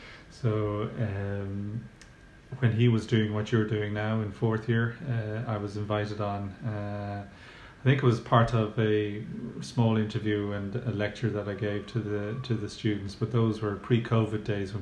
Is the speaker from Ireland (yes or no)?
yes; Bray, County Wicklow, Ireland; also born or lived in Dublin; I was born in Dublin. My parents are from Bray, so moved home into our house in Charnwood Estate in Bray